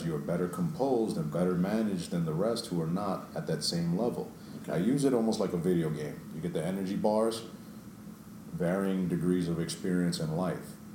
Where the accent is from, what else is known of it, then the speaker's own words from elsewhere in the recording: New York, United States; I grew up in New York